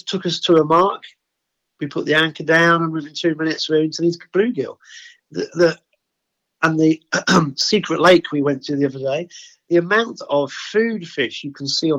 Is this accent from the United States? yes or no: no; the Fens, East of England, United Kingdom; I was born in the Fens. The Fens are a massive flatland area.